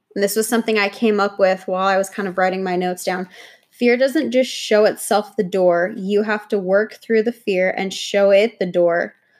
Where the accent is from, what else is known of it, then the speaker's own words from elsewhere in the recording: New York, United States; now in Austin, United States; I'm originally from New York